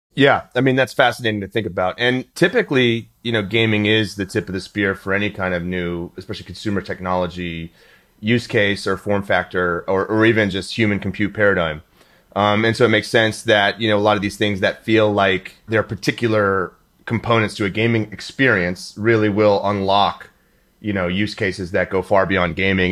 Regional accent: Houston, Texas, United States; moved away; I was from Houston.

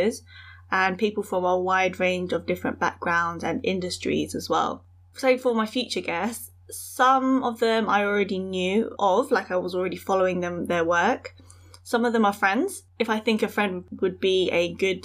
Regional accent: United Kingdom; I am British born Chinese, born and raised in the UK, and I'm based around sort of London slash Essex

